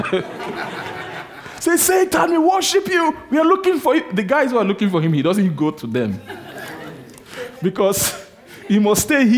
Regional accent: Benin City, Edo, Nigeria; I grew up in Benin, in Nigeria.

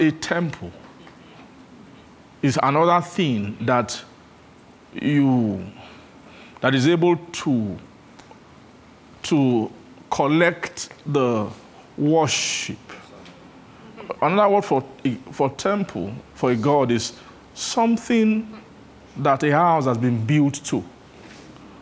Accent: Benin; I grew up in Benin

